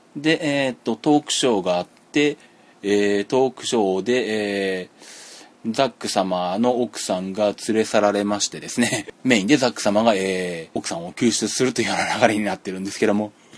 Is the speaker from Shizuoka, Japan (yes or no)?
yes; Yaizu, Shizuoka, Japan; 地元静岡の焼津で